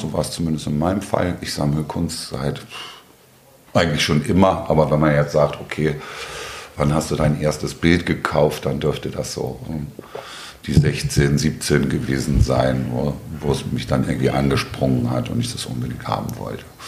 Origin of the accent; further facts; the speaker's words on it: Hamburg, Germany; komme aus Hamburg-Altona, bin hier auch geboren